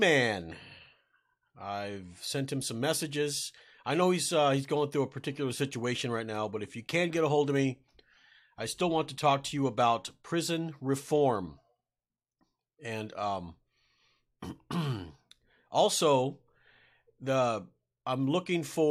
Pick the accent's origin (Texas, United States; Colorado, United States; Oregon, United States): Texas, United States; now in Green Bay, United States; I'm originally from Texas